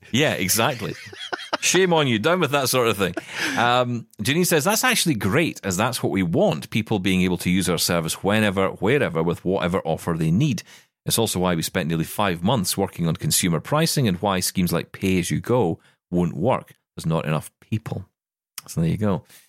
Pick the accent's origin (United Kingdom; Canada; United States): United Kingdom; Scotland; as a Scottish person